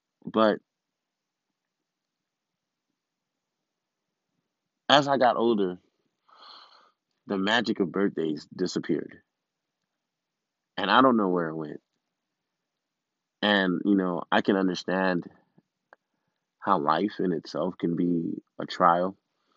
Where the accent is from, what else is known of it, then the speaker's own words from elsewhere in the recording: Miami, Florida, United States; I'm from Miami, first generation